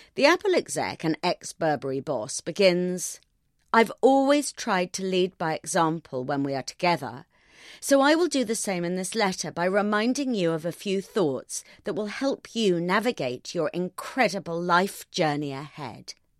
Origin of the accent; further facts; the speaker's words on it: United Kingdom; I'm British